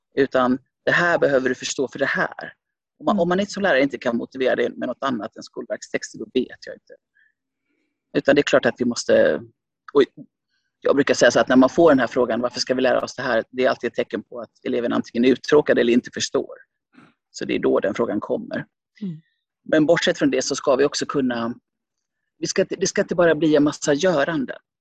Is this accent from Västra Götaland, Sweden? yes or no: yes; Gothenburg, Västra Götaland, Sweden; also born or lived in Finland; jag är från Lövgärdet i Göteborg